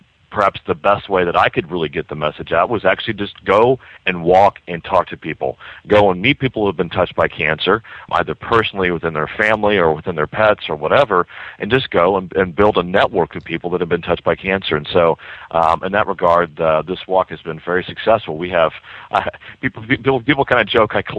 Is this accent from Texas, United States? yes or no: yes; Texas, United States; moved away as an adult; also born or lived in Boston; I'm from Texas, and I moved to Boston in 2003